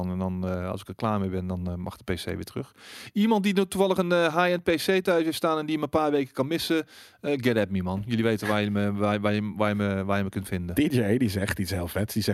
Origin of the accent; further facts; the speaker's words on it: Breda, North Brabant, Netherlands; ik ben opgegroeid in Prins Haag in uh, eh, Breda.